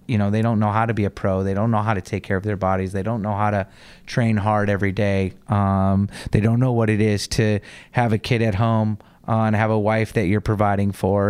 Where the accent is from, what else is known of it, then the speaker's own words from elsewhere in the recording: United States; accent: American; our American accents